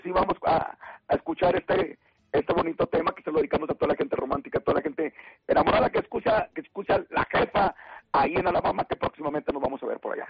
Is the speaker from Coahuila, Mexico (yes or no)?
yes; Torreón, Coahuila, Mexico; donde somos nosotros, donde somos de Torrón, de Torrón, Coahuila